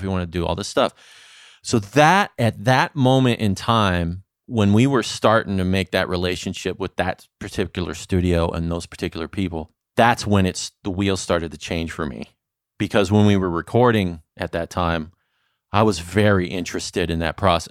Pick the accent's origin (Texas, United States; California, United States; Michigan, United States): California, United States; Santa Clarita; moved away as an adult; also born or lived in Saint Louis, Missouri; now in Las Vegas, United States; I grew up mostly in California